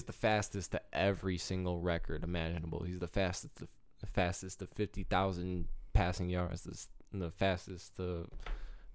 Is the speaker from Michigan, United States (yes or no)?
yes; Michigan, United States; I'm from Michigan